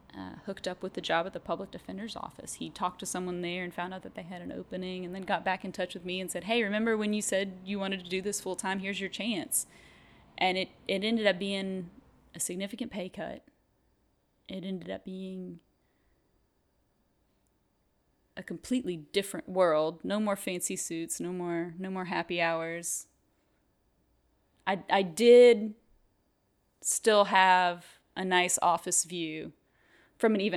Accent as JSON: {"language": "English", "town": "Shreveport", "region": "Louisiana", "country": "United States", "tie": "born or raised there", "said": "I grew up in Shreveport"}